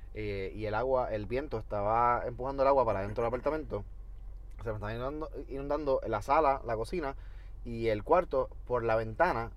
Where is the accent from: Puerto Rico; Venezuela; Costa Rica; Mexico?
Puerto Rico; Toa Baja; moved away as an adult; also born or lived in United States; yo soy de Tobaja toda la vida